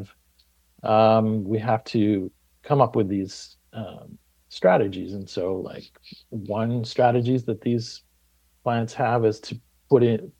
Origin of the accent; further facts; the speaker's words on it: just outside of Ann Arbor, Michigan, United States; moved away; I grew up in Michigan, just outside of Ann Arbor